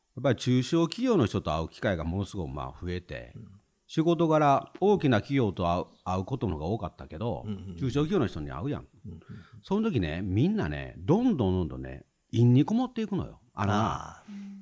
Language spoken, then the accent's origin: Japanese; Himeji, Hyogo, Japan; 兵庫県の姫路市っていうところ出身なんですね